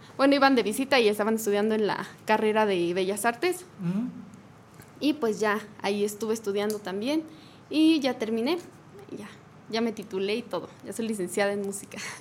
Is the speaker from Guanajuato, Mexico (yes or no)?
yes; Los Encinos, San José de Guanajuato, Mexico; now in Querétaro, Mexico; yo soy de, de eh, Los Encinos, San José de Guanajuato, pero llevo aquí ya como 11 años en Querétaro